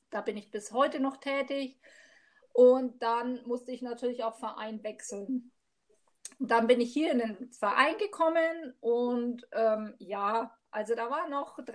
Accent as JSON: {"language": "German", "region": "Bavaria", "country": "Germany", "lives_now": "Immenstadt, Germany", "said": "also eigentlich komme ich ja aus Mittelfranken."}